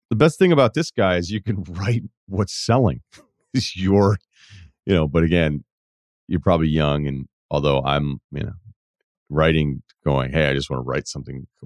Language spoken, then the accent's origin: English; Midwest, United States; I am from the Midwest originally, so you also nailed that.